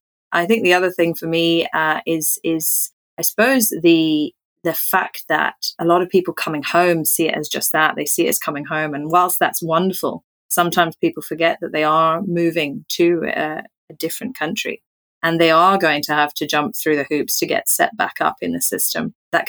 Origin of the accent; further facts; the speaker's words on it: Kenya; I grew up in Kenya, in East Africa. My parents are both immigrants. My mum's French. My dad is English, but was born in Kenya.